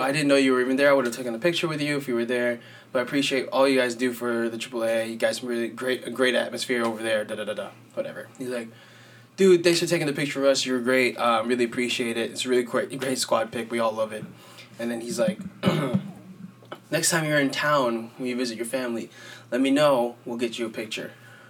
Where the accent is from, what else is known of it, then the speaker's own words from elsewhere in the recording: West Palm Beach, Florida, United States; moved away; I was raised in West Palm. I live up here now